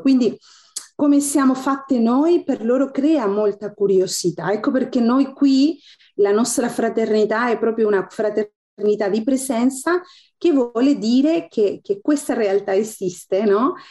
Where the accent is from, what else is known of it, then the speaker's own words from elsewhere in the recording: Chile; Italian is a second language; moved away as an adult; also born or lived in Italy; now in Istanbul, Turkey; Lì sono nata, sono cresciuta